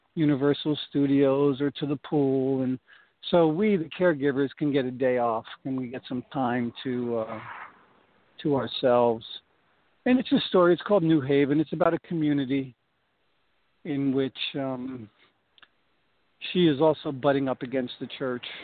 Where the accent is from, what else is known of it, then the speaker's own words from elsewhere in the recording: Newark, New Jersey, United States; I grew up in Newark, New Jersey